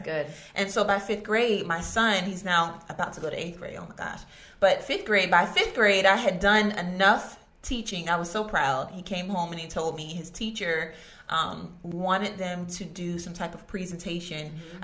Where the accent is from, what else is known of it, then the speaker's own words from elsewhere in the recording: Virginia Beach, Virginia, United States; I grew up in Virginia Beach